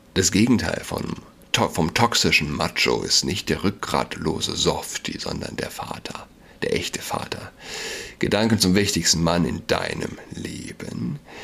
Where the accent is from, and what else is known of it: Germany